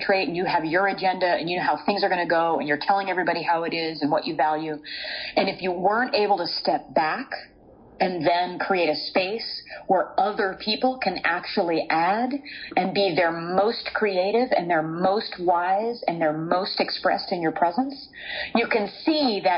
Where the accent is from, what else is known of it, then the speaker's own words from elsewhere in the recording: California, United States; I'm from California